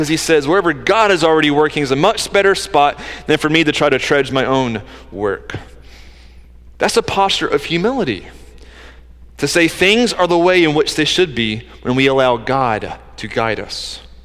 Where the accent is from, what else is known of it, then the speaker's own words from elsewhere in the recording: close to Atlanta, Georgia, United States; I grew up in Georgia, close to Atlanta